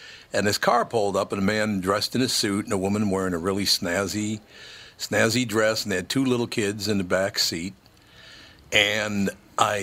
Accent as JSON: {"language": "English", "town": "Minneapolis", "region": "Minnesota", "country": "United States", "tie": "born or raised there", "said": "As a little boy growing up in North Minneapolis, we moved to North Minneapolis when I was 5 years old"}